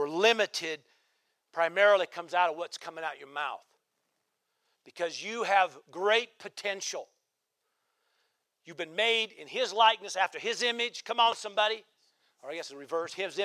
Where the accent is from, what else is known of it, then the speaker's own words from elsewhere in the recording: Nebraska, United States; now in Central Oregon, United States; I grew up in Nebraska